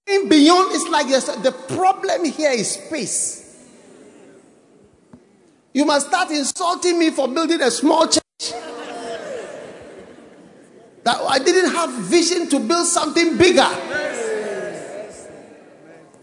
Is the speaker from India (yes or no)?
no; Ghana; I was born in Ghana